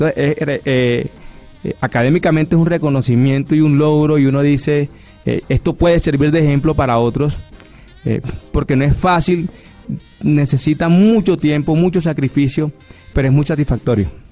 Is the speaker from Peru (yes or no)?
no; Barranquilla, Atlántico, Colombia; yo soy barranquillero